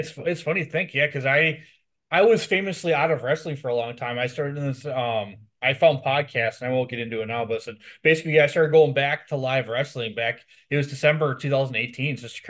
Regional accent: Milwaukee, Wisconsin, United States; I am from Milwaukee

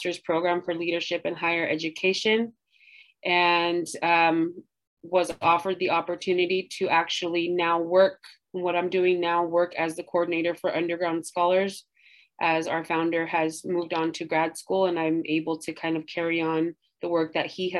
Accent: Santa Barbara, California, United States; I'm from Santa Barbara, my family's here

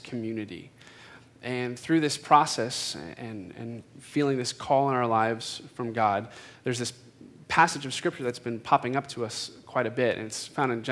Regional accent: Phoenix, Arizona, United States; myself am a native Phoenician. So I grew up in Phoenix

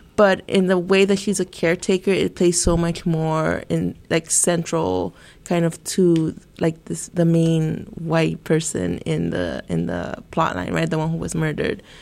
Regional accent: Santa Ana, California, United States; I'm originally from Santa Ana, California. Um, uh, growing up in a very uh, Latinx neighborhood

